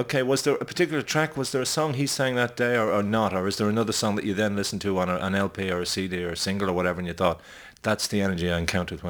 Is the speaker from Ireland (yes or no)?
yes; Ireland; number one, being Irish and being of a particular background, where those kind of house parties are in your blood.